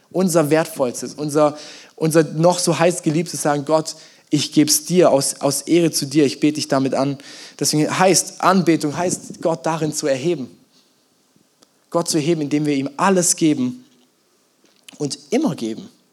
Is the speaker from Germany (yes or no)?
yes; Germany; wir Deutschen